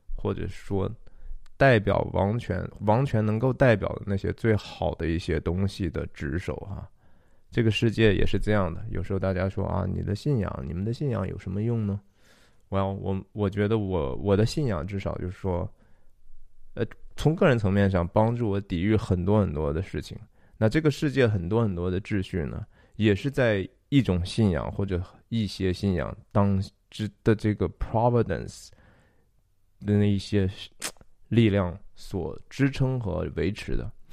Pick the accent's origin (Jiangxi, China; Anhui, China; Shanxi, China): Shanxi, China; 我是山西人